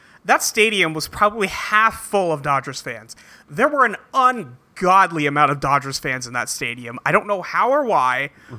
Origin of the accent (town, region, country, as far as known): California, United States; now in Seattle, United States